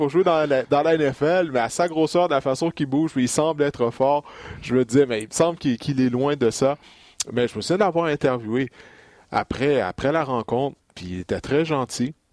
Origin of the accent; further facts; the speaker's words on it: Quebec, Canada; on est tous des Québécois ici